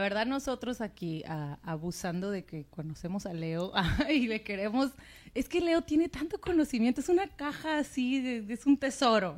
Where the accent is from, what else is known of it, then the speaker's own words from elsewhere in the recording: Mexico; yo soy mexicana